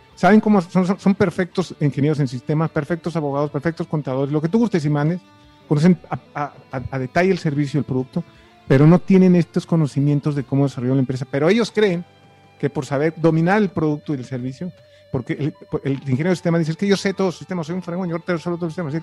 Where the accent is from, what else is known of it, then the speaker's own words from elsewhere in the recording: Tuxtla Gutiérrez, Chiapas, Mexico; also born or lived in Mexico City; tuga Tura Gutiérrez, que es donde yo me crié